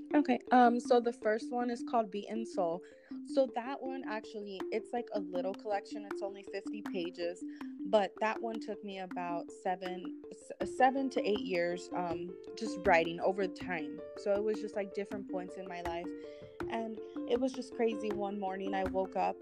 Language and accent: English; California, United States; now in Tucson, United States; I'm originally from California, but I'm currently living in Tucson, Arizona.